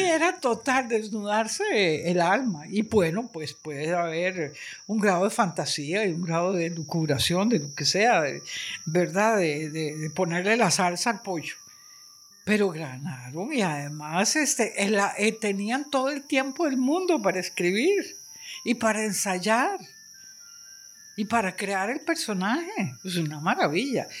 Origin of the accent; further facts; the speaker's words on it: San José, Costa Rica; yo soy de Amón